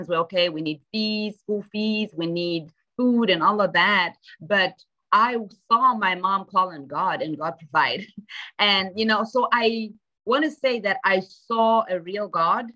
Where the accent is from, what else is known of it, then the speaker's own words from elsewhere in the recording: Zimbabwe; moved away as an adult; now in United States; I'm from Zimbabwe originally. And so I grew up in Zimbabwe. I went to high school in Zimbabwe, then came out here for college.